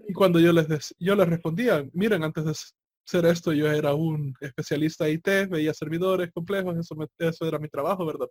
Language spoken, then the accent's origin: Spanish; El Salvador; en mi país que es bastante pequeño, ¿verdad? El Salvador es bastante pequeño